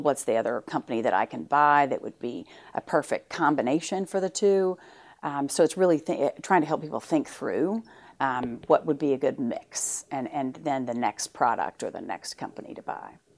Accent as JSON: {"language": "English", "town": "Fort Smith", "region": "Arkansas", "country": "United States", "tie": "born or raised there", "said": "I grew up in Fort Smith"}